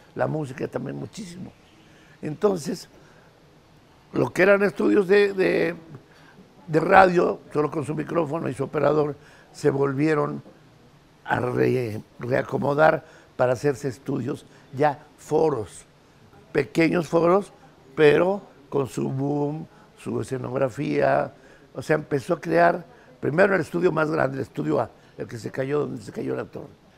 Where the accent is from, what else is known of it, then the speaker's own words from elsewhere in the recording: Mexico City, Mexico; yo vivía por allá por el barrio de la Lagunilla